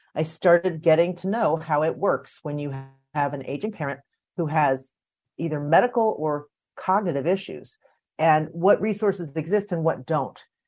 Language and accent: English; D.C., District of Columbia, United States; I grew up outside Washington, D.C., in the suburbs